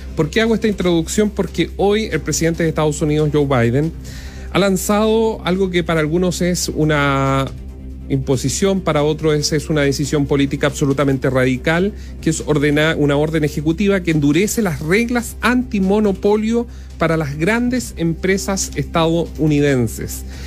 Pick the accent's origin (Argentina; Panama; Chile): Chile; Los Ángeles, Biobío; yo soy de Los Ángeles y en Los Ángeles teníamos nuestros propios supermercados